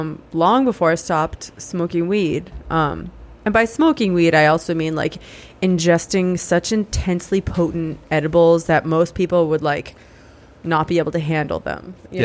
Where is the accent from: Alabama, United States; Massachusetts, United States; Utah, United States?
Massachusetts, United States; Sharon; So I grew up in Sharon, Massachusetts.